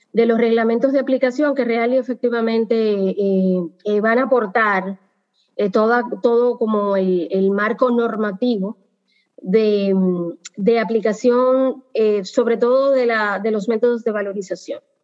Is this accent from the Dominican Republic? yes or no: yes; Dominican Republic; como dominicanos